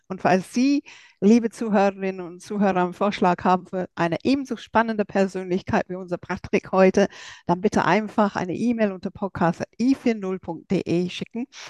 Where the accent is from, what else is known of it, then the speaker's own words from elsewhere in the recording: England, United Kingdom; German is a second language; now in Germany; für mich als Engländerin